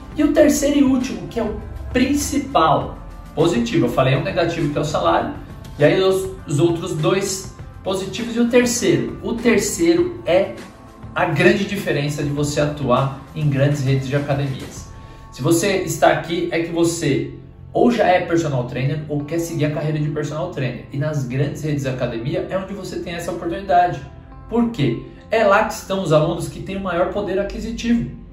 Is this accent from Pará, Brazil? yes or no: no; São Paulo, Brazil; moved away as an adult; also born or lived in Lapa, São Paulo; eu sou de Pirituba e sempre falo, sempre que tiver oportunidade eu vou falar da minha terra natal. Nasci na Lapa, mas morei 27 anos da minha vida lá em Pirituba.